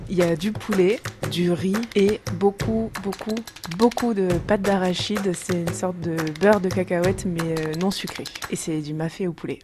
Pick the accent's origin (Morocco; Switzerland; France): France; also born or lived in Cameroon (family origin); en tant que petite fille euh, grandie en, France